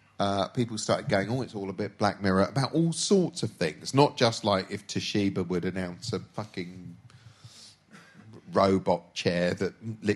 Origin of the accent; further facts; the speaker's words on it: Reading, South East England, United Kingdom; born there; born in Reading.